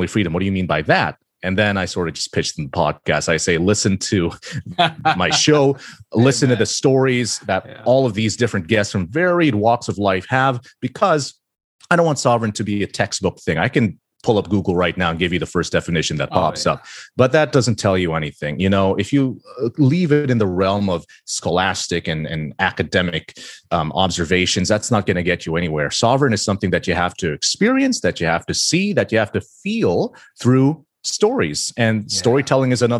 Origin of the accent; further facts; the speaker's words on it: Philippines; I grew up in the Philippines